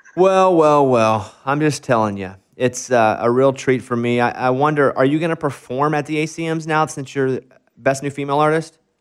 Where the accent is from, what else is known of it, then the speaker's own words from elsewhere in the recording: Arkansas, United States; moved away; in my hometown